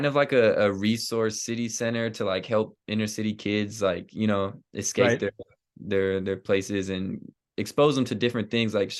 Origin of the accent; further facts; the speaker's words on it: Dixon, California, United States; moved away as an adult; also born or lived in Concord, California; now in Kansas, United States; I'm from the Sacramento area, but I'm from a town called Dixon, California